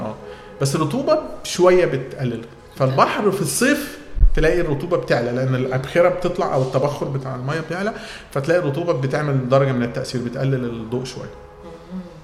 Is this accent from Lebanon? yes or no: no; Egypt; عندنا في مصر